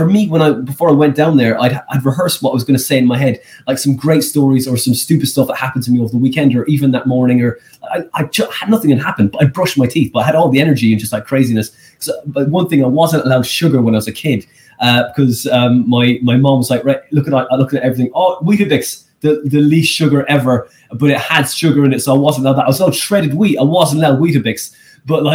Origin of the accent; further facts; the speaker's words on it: Skibbereen, Munster, Ireland; moved away; I'm from that small place.